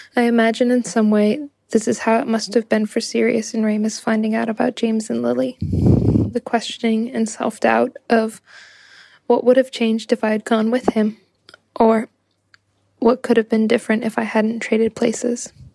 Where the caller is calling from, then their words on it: Ho Chi Minh City, Vietnam; I'm calling in from Ho Chi Minh City, Vietnam